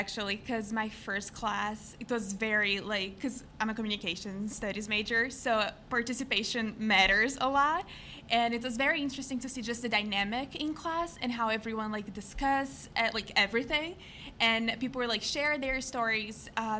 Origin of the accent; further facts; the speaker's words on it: Northeast Region, Brazil; English is a second language; moved away as an adult; now in United States; I'm from the Northeast.